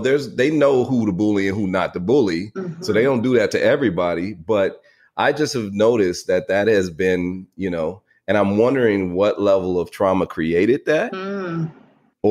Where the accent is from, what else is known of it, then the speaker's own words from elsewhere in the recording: the Bay Area, California, United States; I'm from the Bay and, in California